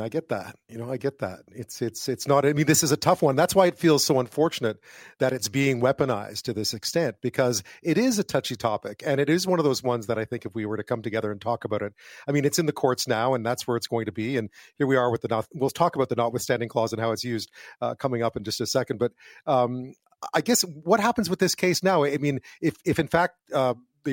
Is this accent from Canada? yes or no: yes; Montreal, Quebec, Canada; first language English; I grew up in Quebec. I grew up in Montreal